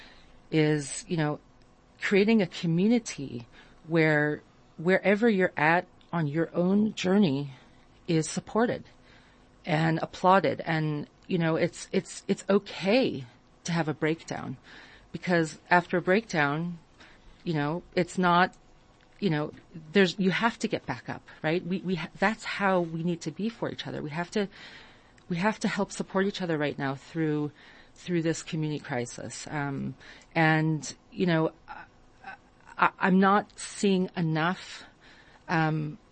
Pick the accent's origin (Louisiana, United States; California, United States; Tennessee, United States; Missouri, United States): California, United States; moved away as an adult; also born or lived in Israel; now in South Africa; I grew up in California